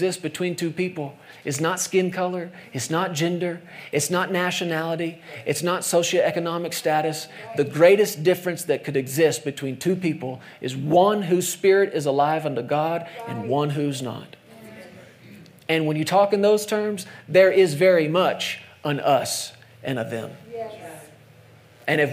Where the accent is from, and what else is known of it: United States